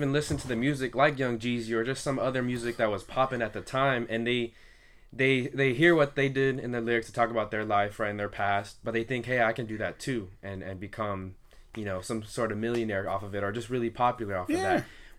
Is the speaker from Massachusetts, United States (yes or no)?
no; Santa Ana, California, United States; maybe it's because I came from Santa Ana and my parents came from that kind of background.